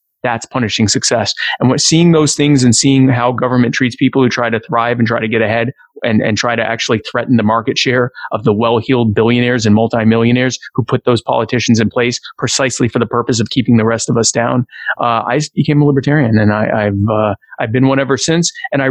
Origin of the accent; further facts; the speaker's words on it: Myrtle Beach, South Carolina, United States; also born or lived in Baltimore; So I grew up in Myrtle Beach. I don't sound like it because my parents are both from up north, but I was born in Baltimore, but raised in the deep south. So I've lived in Myrtle Beach pretty much my whole life.